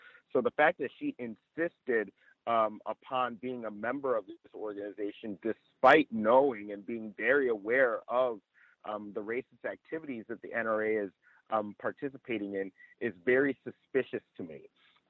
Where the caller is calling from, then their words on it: Chino Hills, California, United States; I'm reporting from Chino Hills, California.